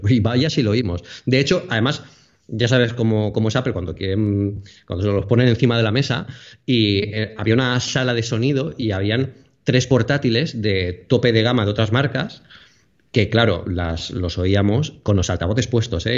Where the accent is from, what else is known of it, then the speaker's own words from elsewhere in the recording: Alicante, Valencian Community, Spain; soy de Alicante